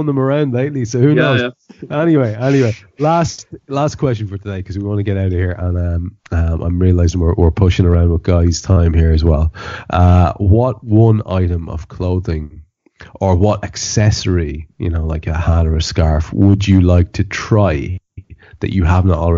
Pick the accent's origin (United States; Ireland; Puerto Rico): Ireland; I'm an Irish country gentleman